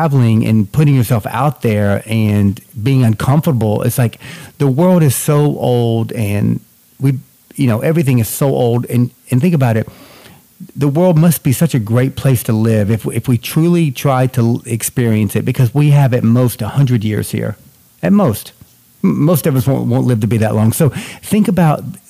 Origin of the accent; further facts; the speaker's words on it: North Georgia, United States; moved away as an adult; also born or lived in Boston / California / New York; now in New Jersey, United States; I was born and raised in Georgia